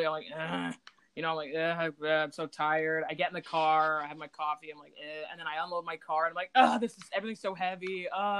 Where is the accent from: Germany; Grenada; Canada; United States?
Canada; Burlington, Ontario; it's like my hometown